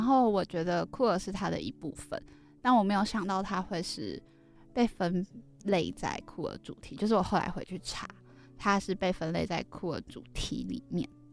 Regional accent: Kaohsiung, Taiwan; moved away; 我是高雄人

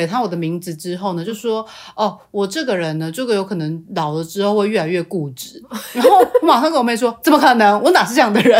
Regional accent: Changhua County, Taiwan; 我的家，就是我是彰化人，然后我们家嗯哼。其实就算是比较乡下的

